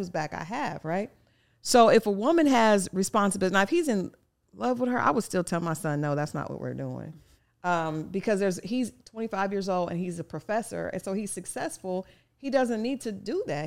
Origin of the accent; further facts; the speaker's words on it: Oklahoma, United States; I grew up in Oklahoma